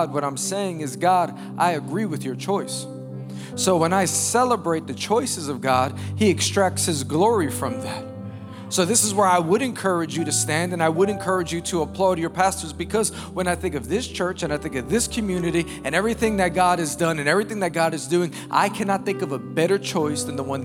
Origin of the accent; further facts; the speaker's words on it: New York City, New York, United States; I'm born and raised in Queens, New York. I actually still live in New York with my wife and children